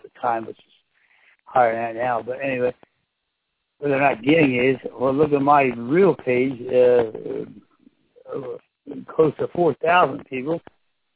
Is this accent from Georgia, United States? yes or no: no; Florence, New Jersey, United States; I am a lifelong resident of Florence, New Jersey. I believe in this district. It's a district that's very important to me. I grew up living near the Delaware River